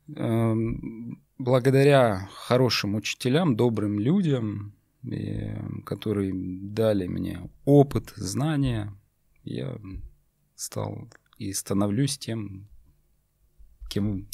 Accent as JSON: {"language": "Russian", "region": "North Caucasus", "country": "Russia", "tie": "born or raised there", "also_born_or_lived": "Tyumen, Russia", "moved": "yes", "lives_now": "Moscow, Russia", "said": "родом я с Северного Кавказа"}